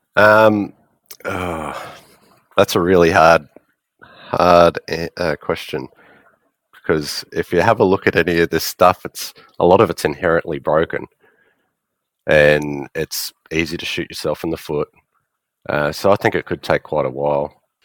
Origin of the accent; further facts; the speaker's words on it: Australia; I'm from Australia.